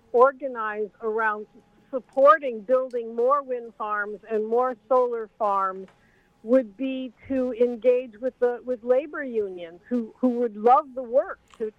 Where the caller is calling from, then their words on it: Monsey, New York, United States; I'm calling from Rockland County. I'm here.